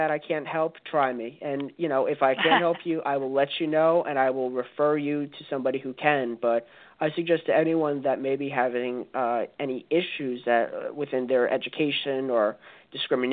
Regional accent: New Jersey, United States; my home state, New Jersey

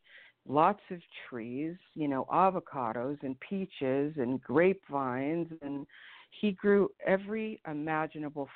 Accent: Hawthorne, California, United States; also born or lived in Van Nuys, California; I was born in Van Nuys and raised in Hawthorne

